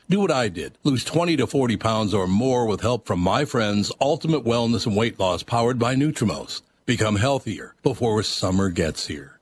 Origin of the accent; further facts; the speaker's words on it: Minnesota, United States; I was born in Minnesota, raised in Minnesota